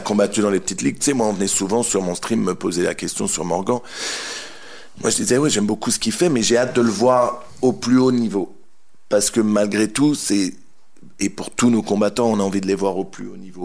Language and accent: French; France; on est français